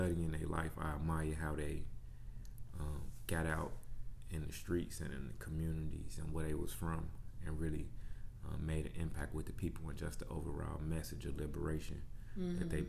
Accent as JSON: {"language": "English", "town": "Chicago", "region": "Illinois", "country": "United States", "tie": "born or raised there", "moved": "as an adult", "lives_now": "Houston, United States", "said": "I'm born and raised in Chicago, on the south side."}